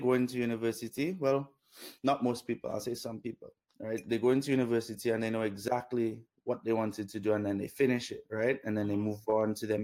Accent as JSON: {"language": "English", "country": "Dominica", "tie": "born or raised there", "also_born_or_lived": "Canada", "moved": "yes", "said": "Grew up in Dominica"}